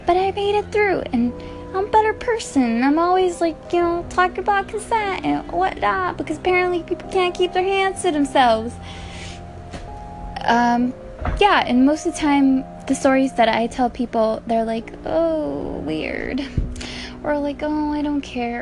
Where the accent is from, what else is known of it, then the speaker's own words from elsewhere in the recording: Compton, California, United States; I was from Compton